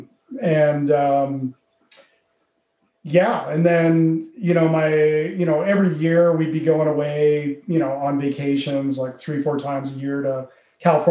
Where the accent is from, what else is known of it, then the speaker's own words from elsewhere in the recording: Calgary, Alberta, Canada; born and raised in Calgary